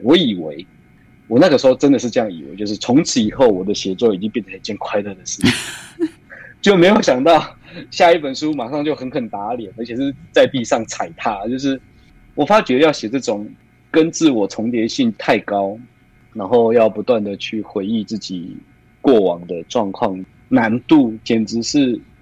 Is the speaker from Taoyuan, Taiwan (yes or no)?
yes; Taoyuan, Taiwan; 我在桃园这个地方长大，除此之外就是我在桃园这个小小的地方，对我来说它是一个不能说把我困住的城堡，而是一个我也来不及去探索的世界